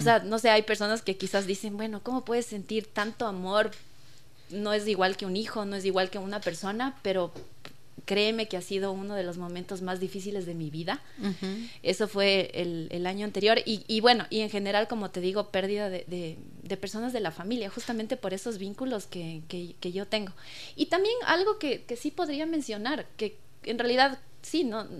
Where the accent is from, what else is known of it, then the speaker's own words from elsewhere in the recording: Patate, Tungurahua, Ecuador; crecí en Patate rodeada de cuyes, de perritos, de gallinas